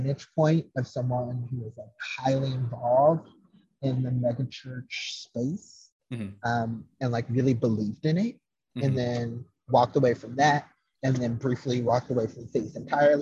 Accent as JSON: {"language": "English", "region": "the South", "country": "United States", "said": "I am from the South"}